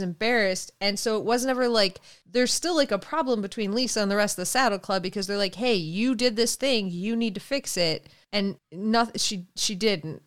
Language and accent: English; Canada; I'm from Canada